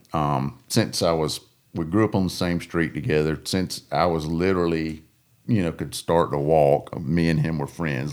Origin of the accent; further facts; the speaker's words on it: Coosa and Alabama River, United States; growing up on the Coosa and the Alabama River